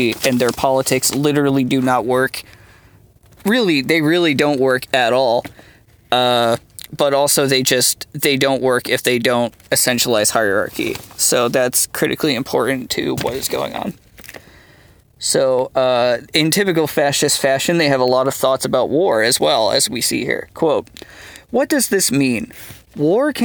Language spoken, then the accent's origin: English; United States; speaking as an Irish American